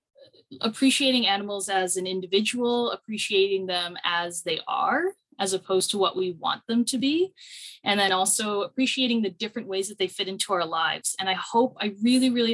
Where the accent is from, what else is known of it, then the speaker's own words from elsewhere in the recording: Beiseker, Alberta, Canada; now in Drayton Valley, Canada; I'm originally from Bicehurst, so just north of Calgary, but I moved further north